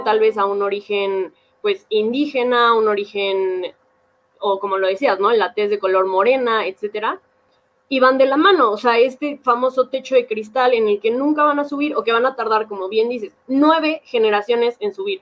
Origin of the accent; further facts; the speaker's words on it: Mexico; todos somos mexicanos